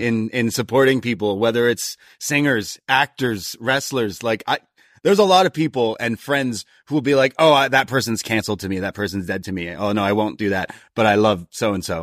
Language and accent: English; Toronto, Ontario, Canada; I was from Toronto